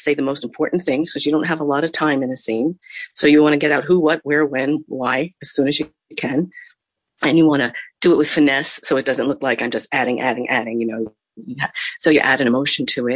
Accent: New Jersey, United States; we grew up in New Jersey

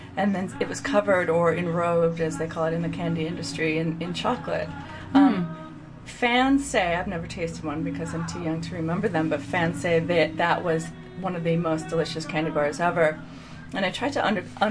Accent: Chicago, Illinois, United States; I'm from the Chicagoland area.

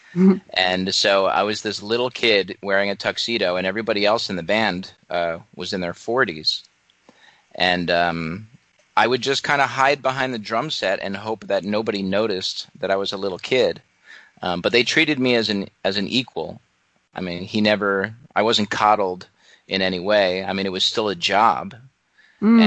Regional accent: Atlantic Highlands, New Jersey, United States; I grew up in Atlantic Highlands, New Jersey.

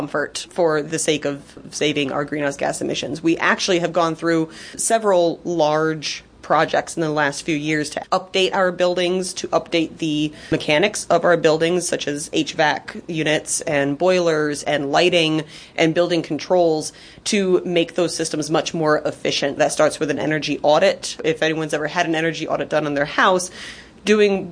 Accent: Bethel, New York, United States; I am born and raised in Sullivan County, the town of Bethel

